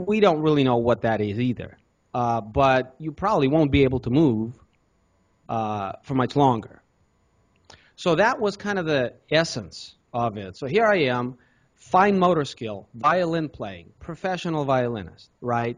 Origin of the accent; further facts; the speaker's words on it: Russia; also born or lived in Cincinnati, United States; now in United States; I was born in Russia.